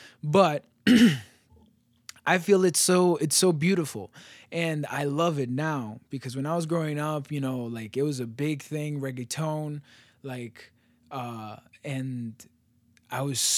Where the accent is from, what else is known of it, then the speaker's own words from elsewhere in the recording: United States; like being a Latino, being American, being all these different things, and being completely proud of it